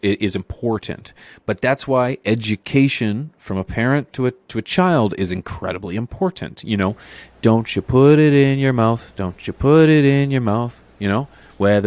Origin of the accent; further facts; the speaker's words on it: Canada; As Canadian, you can only smoke outside for 5 months of the year